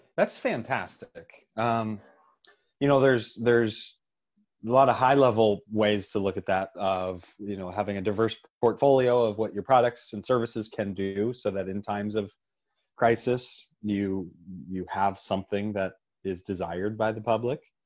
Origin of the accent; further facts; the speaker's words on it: Pittsburgh, Pennsylvania, United States; in my hometown, part of the Pittsburgh network